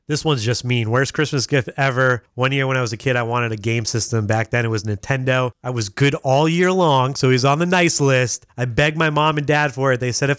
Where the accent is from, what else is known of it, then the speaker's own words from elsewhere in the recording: the South, United States; My grandmother gave me a cowboy hat because I'm from the South.